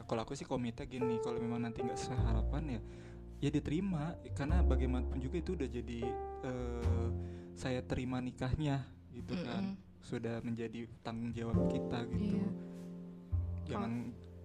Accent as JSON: {"language": "Indonesian", "region": "Java", "country": "Indonesia", "said": "pengen kan kita orang Jawa gitu pengennya kamu manggil aku emas aja deh gitu"}